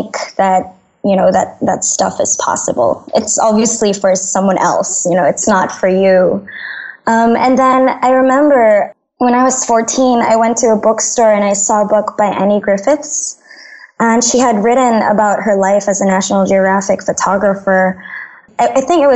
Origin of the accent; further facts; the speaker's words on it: Manila, Metro Manila, Philippines; I grew up in Manila, the messy bits of Manila